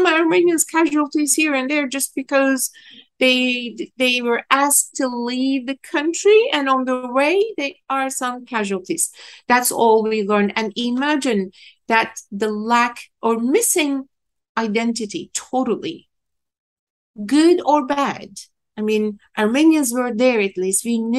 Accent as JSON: {"language": "English", "region": "Istanbul", "country": "Turkey", "tie": "born or raised there", "moved": "as an adult", "lives_now": "New York, United States", "said": "Istanbul. I'm the first generation. I'm second of the five kids. We all grew in Istanbul. We're born and raised in Istanbul. So it's almost a custom for Kurds to, you know, keep moving"}